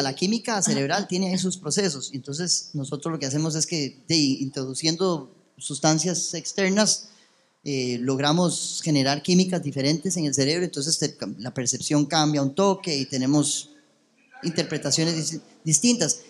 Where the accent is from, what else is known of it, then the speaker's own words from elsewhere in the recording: Costa Rica; also born or lived in United States; yo nací en Estados Unidos, bueno, eso ya lo había contado, pero cuando llegué a Costa Rica